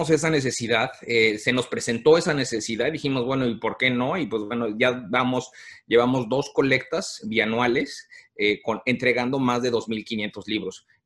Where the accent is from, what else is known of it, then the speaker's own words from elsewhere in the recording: Mexico; reconocer la nueva realidad que estábamos viviendo hoy como, como mexicanos viviendo en el área